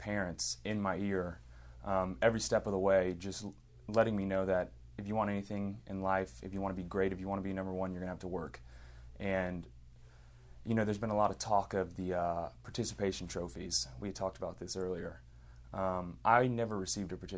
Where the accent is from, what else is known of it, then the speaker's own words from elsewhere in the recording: Katy, Texas, United States; also born or lived in Lafayette, Louisiana; At an early age, moved here to Houston, grew up in Katy, Texas, just west of here